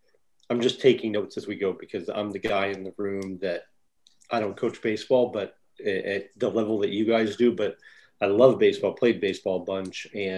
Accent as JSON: {"language": "English", "town": "St. Louis", "region": "Missouri", "country": "United States", "tie": "born or raised there", "said": "growing up in St. Louis"}